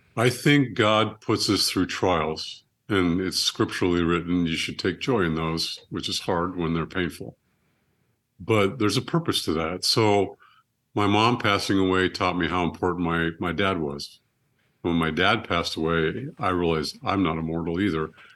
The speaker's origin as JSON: {"language": "English", "town": "Monterey", "region": "California", "country": "United States", "tie": "born or raised there", "said": "had me in Monterey, California, held me for ten days"}